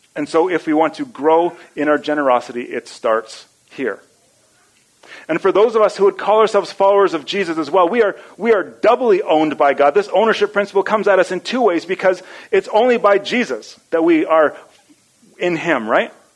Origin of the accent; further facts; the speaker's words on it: Edmonton, Alberta, Canada; I grew up in Edmonton